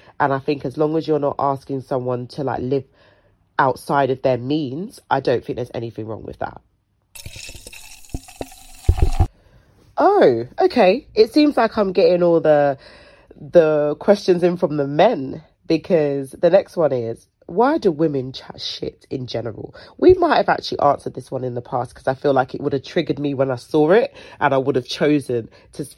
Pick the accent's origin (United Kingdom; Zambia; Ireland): United Kingdom; London; I was born and raised in South London, will ever be a South London babe, but I've been dragged to the ghetto of the North London